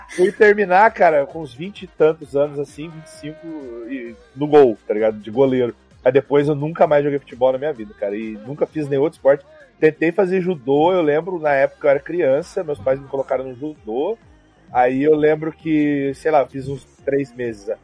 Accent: Brazil; Eu, como brasileiro, né, como brasileirinho

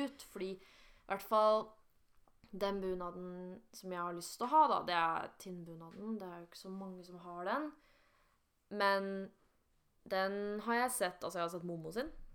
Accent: Romerike, Akershus, Norway; jeg er jo fra Romerike

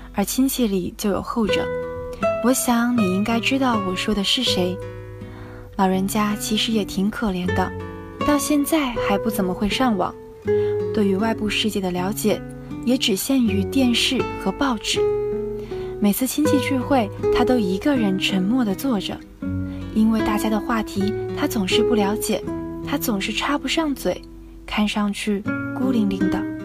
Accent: Hangzhou, Zhejiang, China; moved away as an adult; now in Nanjing, China; 来自浙江杭州。我在南京大学

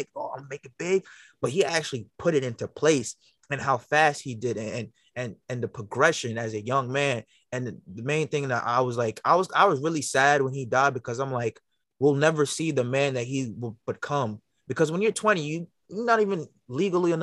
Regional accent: New York City, New York, United States; now in Long Island, United States; I'm from Brooklyn as well

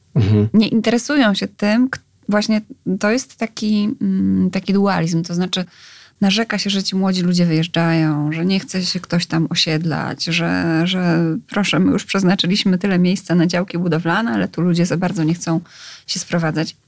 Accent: Skierniewice, Łódź Voivodeship, Poland; moved away as an adult; also born or lived in Wrocław; Ja sama jestem z małego miasta. Mieszkałam przez wiele lat w Skierniewicach, dopiero na studia wyjechałam do Wrocławia.

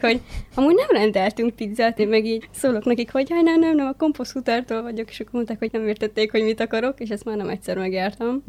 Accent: Transylvania, Romania; now in Szeged, Hungary; Én Erdélyből származom

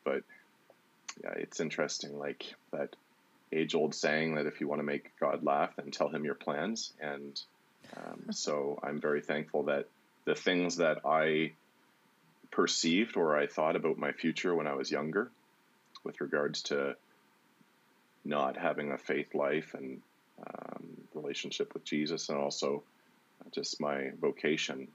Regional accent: Walkerton, Ontario, Canada; also born or lived in Brantford, Ontario / Hanover, Ontario; I moved to uh, Walkerton when I was 10 years old. My mom remarried, and um, and then it was mostly like I spent my teenage years in Walkerton, Hanover area

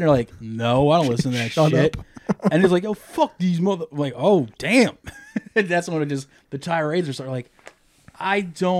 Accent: Delaware, United States; born or raised there

